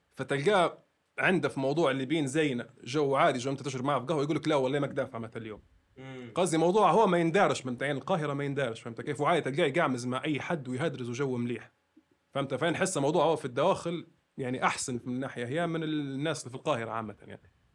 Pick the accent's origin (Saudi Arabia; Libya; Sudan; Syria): Libya; also born or lived in Egypt; ان انا ليبي